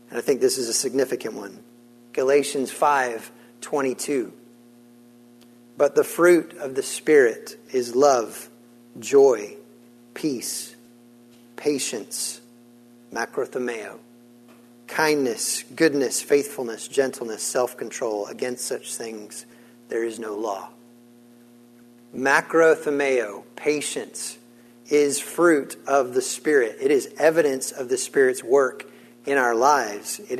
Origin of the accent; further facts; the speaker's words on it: Senegal; Now, I grew up in West Africa. I grew up in the country of Senegal, which sits on the West African coast line, and my parents served as missionaries there.